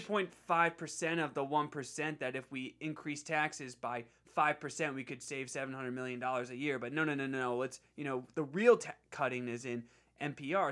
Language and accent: English; Bucks County, Pennsylvania, United States; my hometown P A district